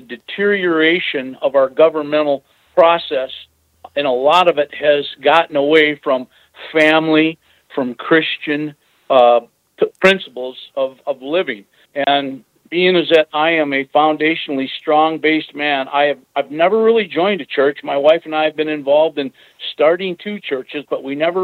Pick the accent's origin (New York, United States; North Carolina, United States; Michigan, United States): Michigan, United States; Clarkston; moved away as an adult; also born or lived in Pontiac, Michigan; now in Gwinn, United States; I grew up in Clarkston, Michigan, which is a bedroom community for the Detroit area